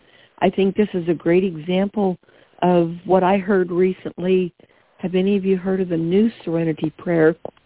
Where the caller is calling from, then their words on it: Long Beach, California, United States; Long Beach, California.